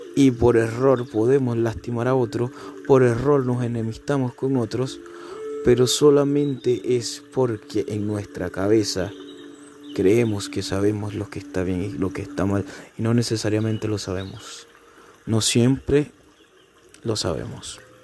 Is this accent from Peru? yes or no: no; Venezuela; moved away; mi país natal, Venezuela. Digamos que cuando todo empezó yo era un niño